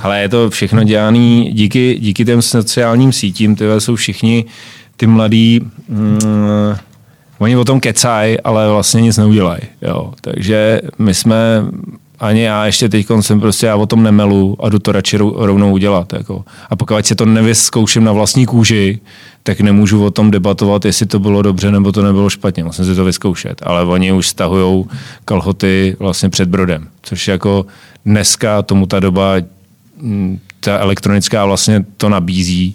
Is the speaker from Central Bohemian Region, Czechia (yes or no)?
no; Jirkov, Ústí nad Labem Region, Czechia; u nás v Jirkově